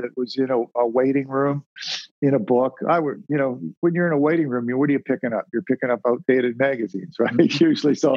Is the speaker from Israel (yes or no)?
no; Sarnia, Ontario, Canada; I was born and raised in Sarnia, Ontario, which was a border town.